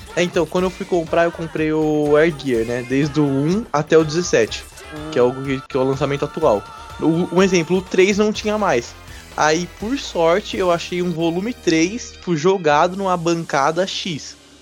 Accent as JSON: {"language": "Portuguese", "region": "São Paulo", "country": "Brazil", "said": "nós somos de São Paulo"}